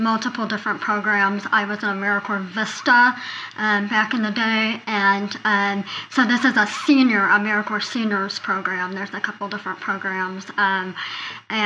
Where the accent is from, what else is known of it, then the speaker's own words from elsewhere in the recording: Northern Colorado, United States; I hail from Colorado, Northern Colorado. I'm currently in Fort Collins.